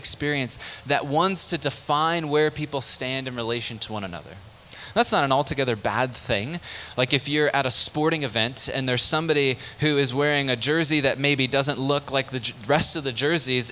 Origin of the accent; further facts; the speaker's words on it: San Diego, California, United States; moved away; also born or lived in Lansing, Michigan; I was born and raised in San Diego